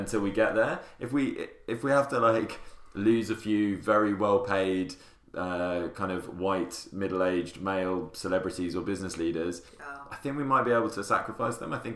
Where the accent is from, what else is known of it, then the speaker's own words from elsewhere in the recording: the north of England, United Kingdom; I'm from the north